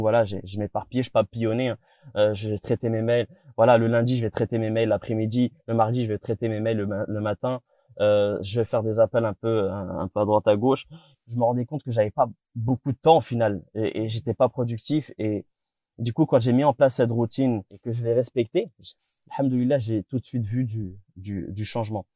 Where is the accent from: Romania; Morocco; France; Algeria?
Morocco; je suis marocain